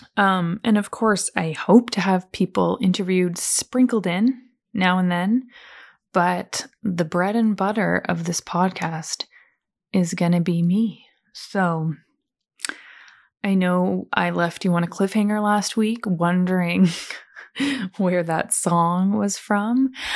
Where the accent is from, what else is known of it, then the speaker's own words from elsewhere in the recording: Calgary, Alberta, Canada; I was born in Calgary, which is Western Canada, near the beautiful mountains of Banff